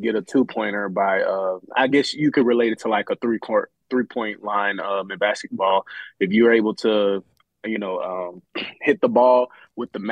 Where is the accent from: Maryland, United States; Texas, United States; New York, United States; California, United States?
Texas, United States; moved away as an adult; now in Atlanta, United States; I'm from Texas